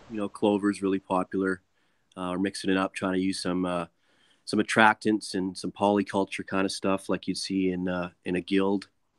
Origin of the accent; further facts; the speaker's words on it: Alberta, Canada; And from that time, I was from Alberta, and it just blew my mind that it was so open and accepted there.